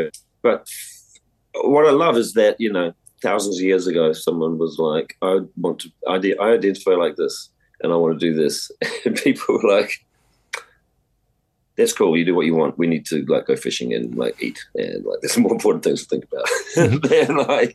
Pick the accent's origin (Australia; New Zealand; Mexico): New Zealand; growing up around Fafafine in New Zealand